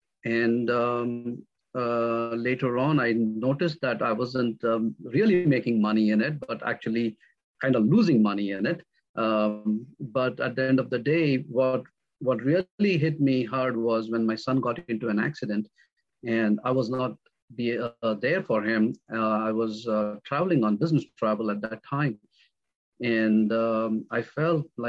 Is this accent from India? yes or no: yes; India; moved away as an adult; now in North Carolina, United States; I come from India. I moved from India to the United States in the year 2001. I was born and raised in a middle-class family